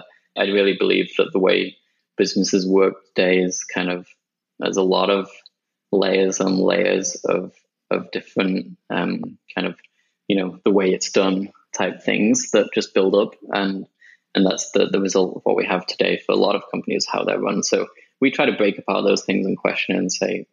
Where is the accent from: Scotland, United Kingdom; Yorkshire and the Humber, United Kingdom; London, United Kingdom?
Yorkshire and the Humber, United Kingdom; Sheffield; also born or lived in Japan / Birmingham; I grew up in the UK, and I was in a city called Sheffield for most of my childhood